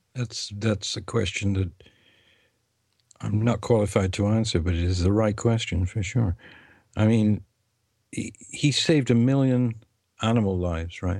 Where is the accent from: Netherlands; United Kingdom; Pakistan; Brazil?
United Kingdom; England; first language English; I am English and I speak that language, and the other languages are foreign to me